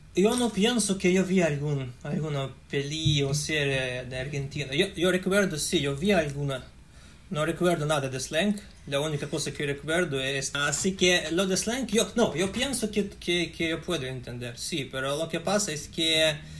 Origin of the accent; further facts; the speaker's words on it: Russia; Spanish is a second language; soy ruso